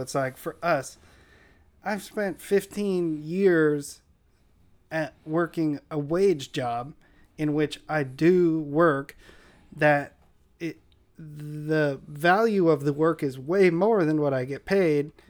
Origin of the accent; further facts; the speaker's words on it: San Diego, California, United States; where I grew up in Linda Vista